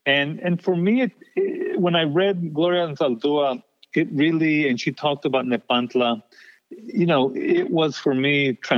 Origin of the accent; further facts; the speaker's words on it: El Paso, Texas, United States; moved away; coming from the border, but also keeping some of the old values that my parents taught me. So this living in between, this borderland existence, that, by the way, stays with you even once you leave El Paso